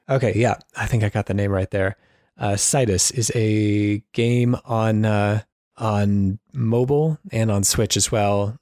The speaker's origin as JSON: {"language": "English", "country": "United States", "said": "as an American"}